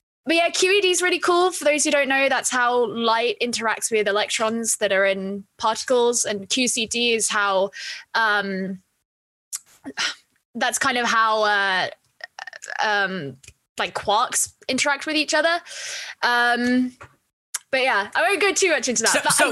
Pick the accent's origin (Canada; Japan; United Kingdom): United Kingdom; East of England; So you would never know by the way that I talk, but I grew up in Essex, but a lot of my, I had a lot of freedom growing up.